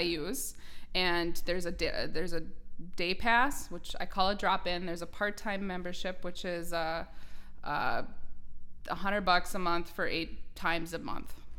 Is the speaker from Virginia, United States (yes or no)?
no; New York Mills, Minnesota, United States; now in Perham, United States; I am born and raised right here in Ottertail County. I'm originally from New York Mills